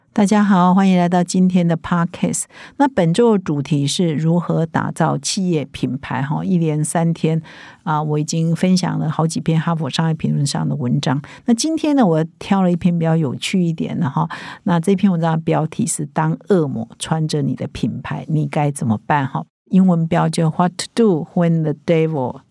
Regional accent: Taiwan; 我们台湾人

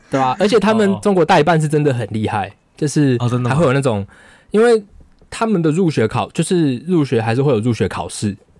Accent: Taiwan; also born or lived in Russia; 同学刚刚已经跟你说我是台湾来的了

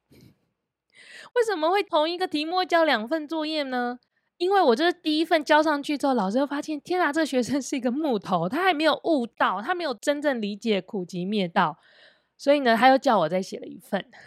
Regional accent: Taiwan; 我们在台湾的应试教育的成长背景

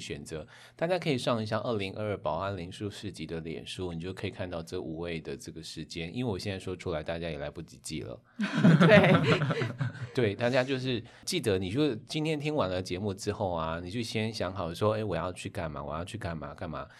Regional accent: Hualien County, Taiwan; 这是我们花莲人最棒的地方，我们会做好这件事

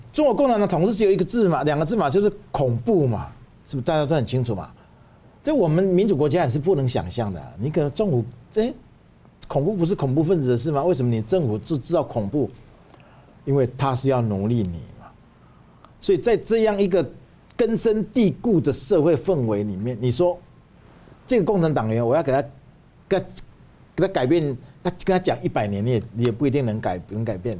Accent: Taiwan; also born or lived in China; 我是台湾人

